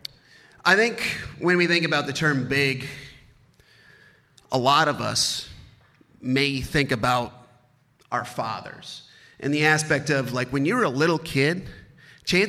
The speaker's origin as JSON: {"language": "English", "town": "Baraboo", "region": "Wisconsin", "country": "United States", "tie": "born or raised there", "said": "I grew up in Baraboo, Wisconsin"}